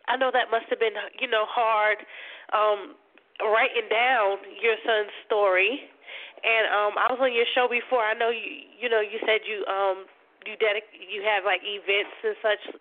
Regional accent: New Jersey, United States; you know Marie knows that I'm I'm a, a Jersey native as well

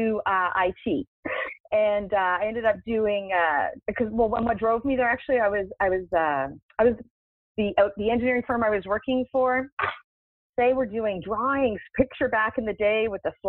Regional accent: Canada; moved away; I'm originally from Canada

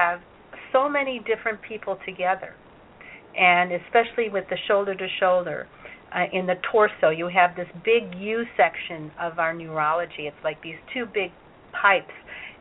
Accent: Chicago, Illinois, United States; English is a second language; I learned it from my brothers and sisters and mother when I was growing up in Chicago

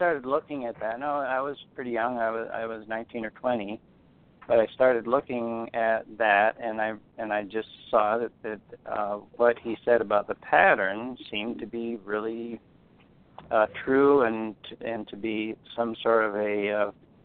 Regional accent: close to Great Falls, Montana, United States; I I grew up out here in Montana, close to Great Falls, in a very small town on a farm

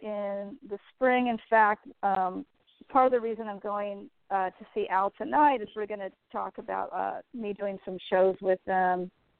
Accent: California, United States; also born or lived in Los Angeles, United States; Well, I was born in Los Angeles, and my parents moved us around California every 3 or 4 years.

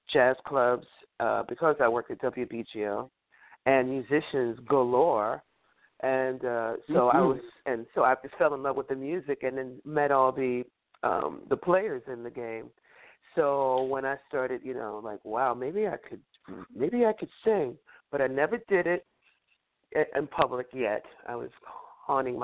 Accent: New York City, New York, United States; also born or lived in North Carolina / Boston; growing up in Harlem

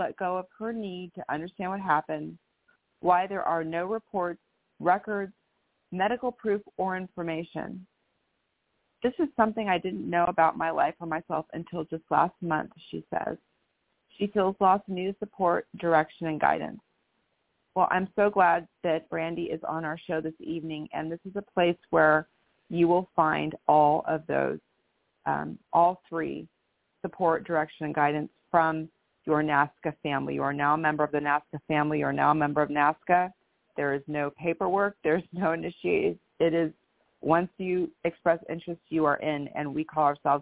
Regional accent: Menlo Park, California, United States; also born or lived in Stanford, California / San Francisco, California; now in Bellevue, United States; I was actually born in Stanford, California, born and raised in Menlo Park, and then lived in San Francisco before I moved up to Seattle, Washington

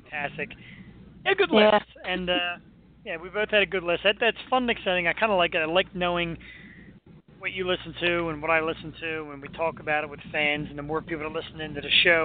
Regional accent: Philadelphia, Pennsylvania, United States

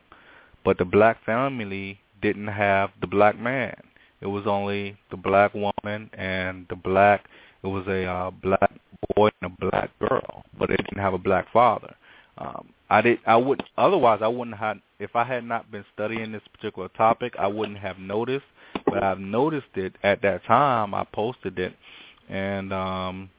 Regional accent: Washington, District of Columbia, United States; I'm originally from Washington, D.C. I was born and raised here

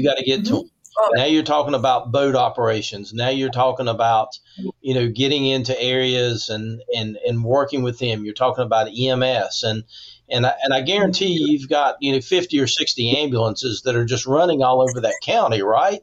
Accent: West Virginia, United States; growing up in West Virginia

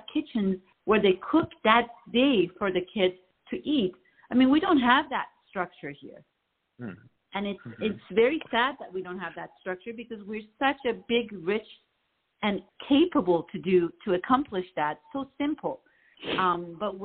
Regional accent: Iran; now in Los Angeles, United States; I grew up in Iran

